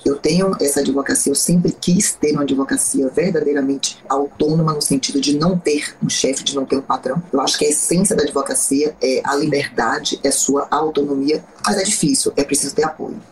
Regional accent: Bahia, Brazil; sou uma advogada baiana com muito orgulho, tenho um, um orgulho da minha terra

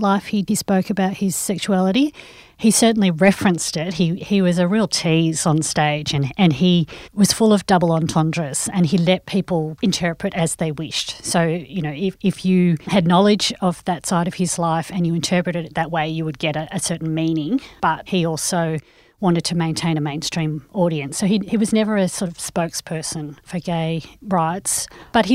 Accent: Australia; I'm still an Australian, I still call it home

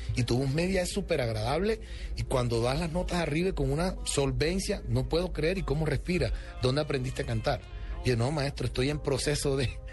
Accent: Colombia; soy el primer colombiano en la historia

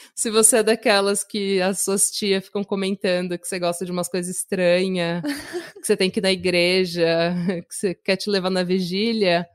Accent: Brazil; moved away as an adult; now in Norway; eu sou brasileira, mas moro na Noruega há 10 anos.

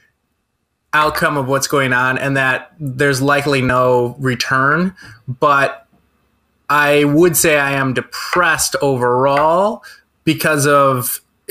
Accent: Brookfield, United States; I grew up in Brookfield listening to Kiss FM

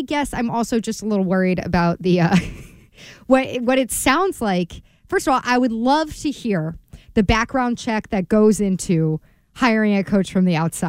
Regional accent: Washington, District of Columbia, United States; since I'm from the Washington, D.C. area

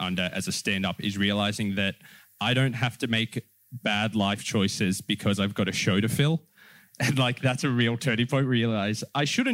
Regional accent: Penrith, New South Wales, Australia; my growing up around Penrith

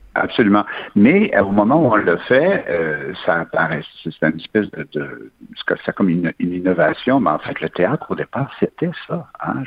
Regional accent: Quebec, Canada; le Québec, on est une nation reconnue

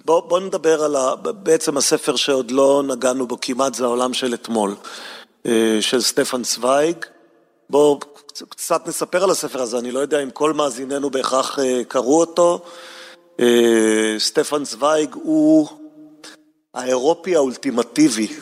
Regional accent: Jerusalem, Jerusalem District, Israel; גם אני גדלתי בה

